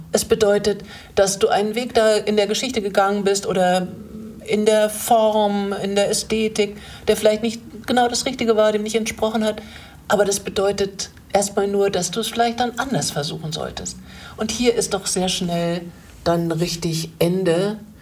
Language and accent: German; Germany; ich äh, bin als Deutsche